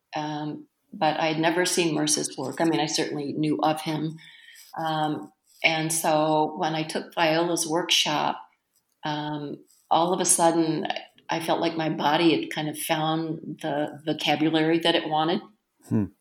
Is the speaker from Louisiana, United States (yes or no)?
no; North Carolina, United States; now in Twin Cities, United States; I'm from North Carolina, but both my parents um, were from Lynchburg